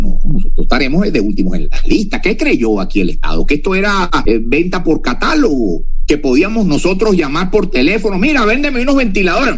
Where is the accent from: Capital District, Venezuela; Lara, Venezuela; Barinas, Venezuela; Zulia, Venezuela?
Zulia, Venezuela; Maracaibo; En Maracaibo, mi ciudad natal